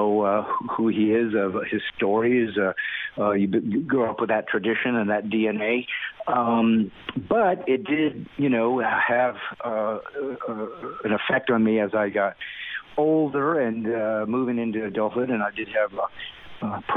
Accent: California, United States; also born or lived in Indiana, United States; now in Nashville, United States; we moved when I was 9 to California, and I spent most of my life there

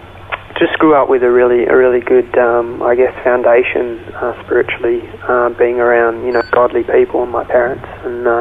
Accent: Melbourne, Victoria, Australia; I grew up in Melbourne, Australia

